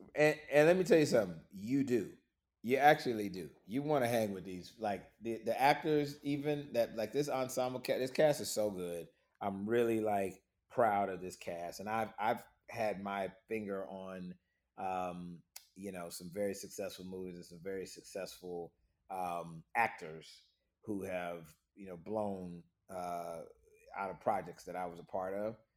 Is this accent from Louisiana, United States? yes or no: no; Florida, United States; moved away as an adult; now in Atlanta, United States